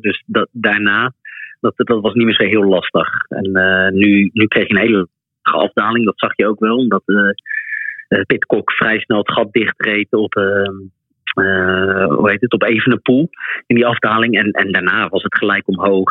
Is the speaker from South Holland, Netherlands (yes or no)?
yes; The Hague, South Holland, Netherlands; moved away as an adult; now in Belgium; daar ben ik vlakbij eh, ook opgegroeid